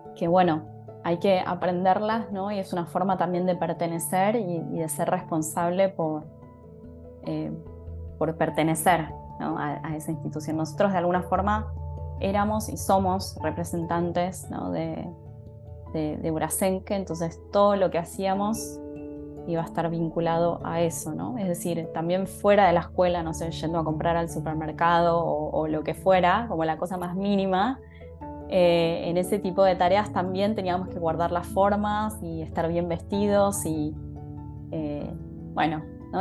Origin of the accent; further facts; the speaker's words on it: Buenos Aires, Argentina; also born or lived in Japan; yo soy argentina, o sea, estoy dando esta charla desde Buenos Aires, que es la ciudad en donde vivo, la ciudad en donde me crié